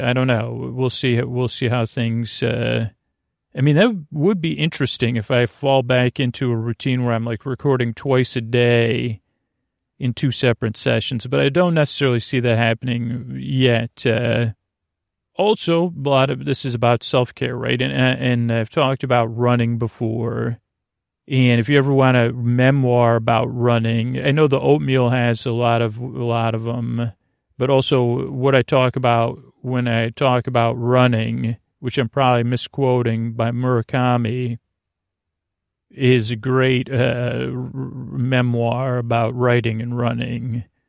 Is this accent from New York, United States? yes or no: yes; Syracuse, New York, United States; someone from Syracuse